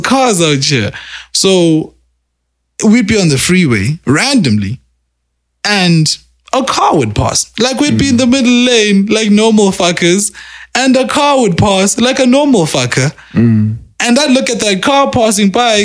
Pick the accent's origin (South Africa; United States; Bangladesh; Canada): South Africa; I'm from Newlands. I'm from a Newlands, say. I'm from a Newlands, me